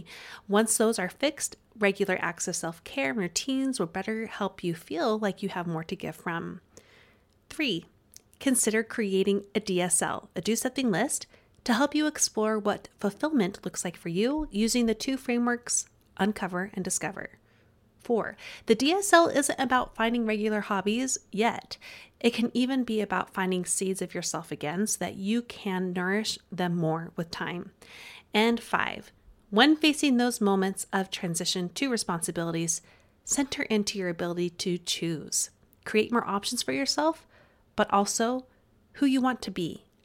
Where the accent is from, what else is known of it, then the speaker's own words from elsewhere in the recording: Utah, United States; accent: Utah; my Utah accent